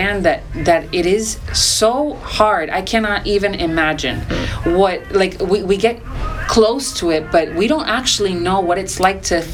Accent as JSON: {"language": "English", "town": "Miami", "region": "Florida", "country": "United States", "tie": "born or raised there", "said": "growing up in Miami"}